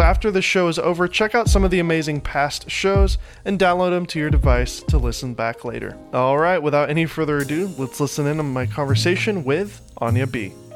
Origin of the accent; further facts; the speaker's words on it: Nashville, Tennessee, United States; moved away as an adult; now in Los Angeles, United States; I was, uh, born here, but grew up in Nashville